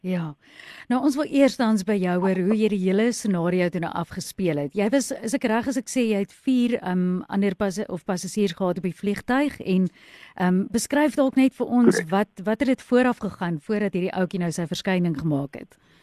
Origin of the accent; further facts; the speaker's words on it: South Africa; ons as Suid-Afrikaners